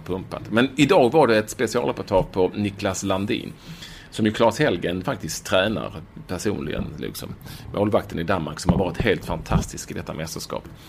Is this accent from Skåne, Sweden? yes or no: yes; Malmö, Skåne, Sweden; born or raised there; moved away as an adult; also born or lived in Copenhagen, Denmark; now in Denmark